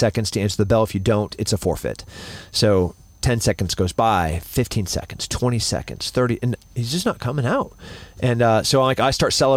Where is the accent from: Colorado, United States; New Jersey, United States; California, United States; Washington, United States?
California, United States; Central; now in Austin, United States; I'm from Central California.